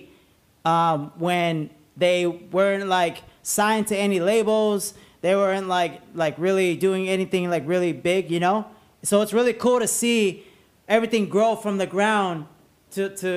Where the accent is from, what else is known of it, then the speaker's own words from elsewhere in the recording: La Puente, California, United States; where I grew up in La Puente